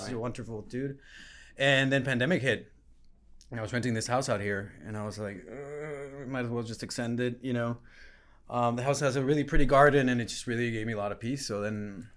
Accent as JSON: {"language": "English", "country": "Guatemala", "also_born_or_lived": "New York, United States", "moved": "yes", "lives_now": "Los Angeles, United States", "said": "I'm from Guatemala."}